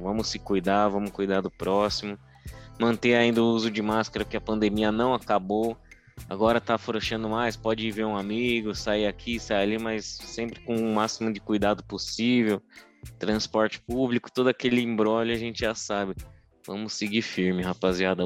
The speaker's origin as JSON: {"language": "Portuguese", "country": "Brazil", "said": "a gente, como bom brasileiro"}